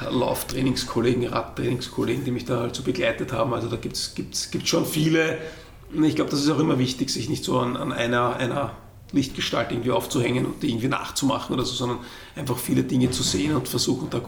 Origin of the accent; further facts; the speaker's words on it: Vienna, Austria; als Wiener bist halt irgendwann so weiter, ähm, weil äh, die Wege zu Trainingshängen halt doch wesentlich weiter sind.